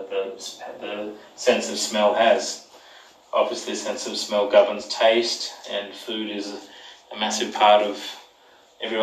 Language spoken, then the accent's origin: English; Brisbane, Queensland, Australia; I'm from Brisbane, Australia